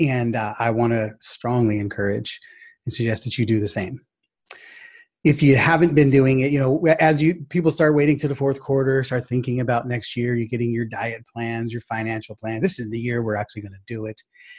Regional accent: Sacramento, California, United States; or basketball player growing up in Sacramento market, Arco Arena was where it's at.

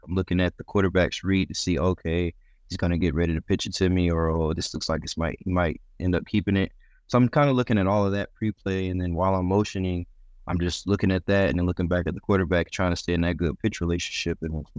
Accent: Youngstown, Ohio, United States; born there; I mean, growing up, I was born in Youngstown, Ohio. So I'm a big Buckeyes fan growing up.

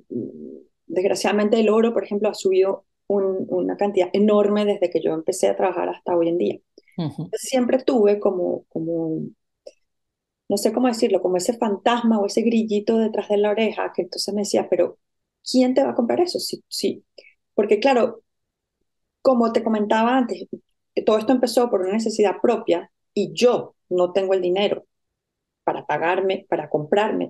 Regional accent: Venezuela; moved away as an adult; also born or lived in Caracas / Madrid / Barcelona; yo soy venezolana y fui a la Universidad Central de Venezuela

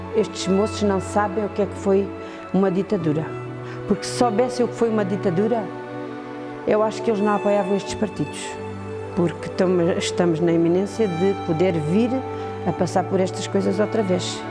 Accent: Aldeia Nova de São Bento, Alentejo, Portugal; now in Vale de Vargo, Portugal; sou natural de Aldeia Nova de São Bento e neste momento vivo em Valdevargo.

